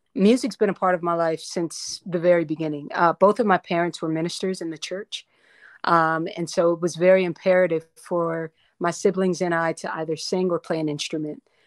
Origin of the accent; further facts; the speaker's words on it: North Carolina, United States; also born or lived in Paterson, New Jersey; I was born in, uh, New, Paterson, New Jersey, uh, and then I was raised in North Carolina